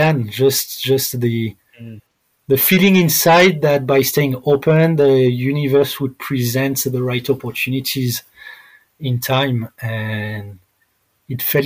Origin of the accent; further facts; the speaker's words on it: France; moved away as an adult; also born or lived in Thailand; Growing up in France